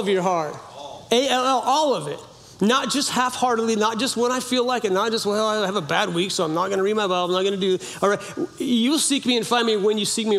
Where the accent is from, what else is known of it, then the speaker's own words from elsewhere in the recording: Orleans, California, United States; moved away; I grew up in a little logging town in Orleans, California, it's in the northern, very, very north